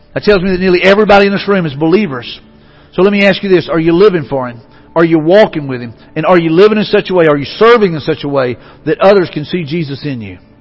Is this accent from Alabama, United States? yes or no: yes; Mobile, Alabama, United States; I grew up in Mobile home of Mardi Gras